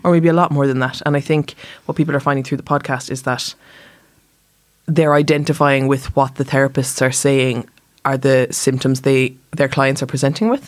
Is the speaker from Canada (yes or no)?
no; Germany; now in Ireland; I am from Germany